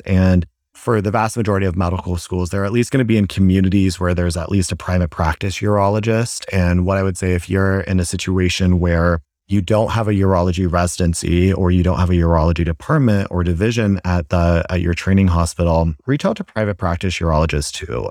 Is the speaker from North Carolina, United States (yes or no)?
yes; Asheville, North Carolina, United States; moved away as an adult; also born or lived in Boston; now in Dallas, United States; I, uh, originally am from Asheville, North Carolina